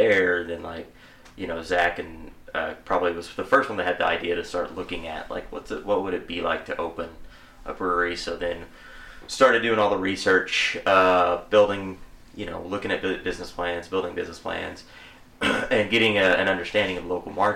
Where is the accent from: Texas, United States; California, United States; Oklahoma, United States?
Oklahoma, United States; McLoud; we all went to McLeod. We all knew Brad back in the day. And we grew up together